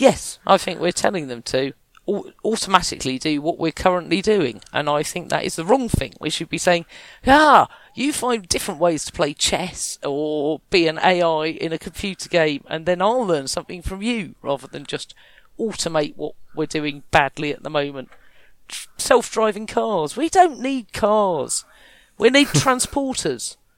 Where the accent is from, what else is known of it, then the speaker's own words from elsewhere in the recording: Kent, South East England, United Kingdom; I was from Kent